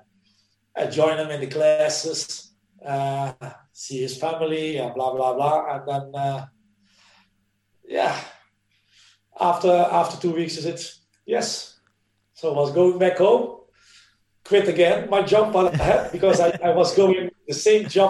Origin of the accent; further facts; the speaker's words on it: Netherlands; English is a second language; moved away as an adult; also born or lived in Italy; now in Norway; we in the Netherlands